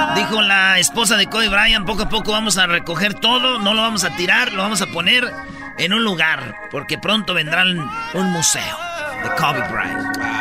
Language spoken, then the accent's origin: Spanish; Michoacán, Mexico; como somos de Michoacán, somos muchos